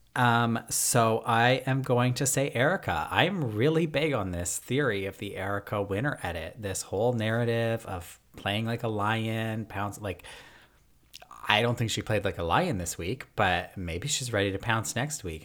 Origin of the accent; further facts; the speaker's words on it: Toronto, Ontario, Canada; I'm from Toronto.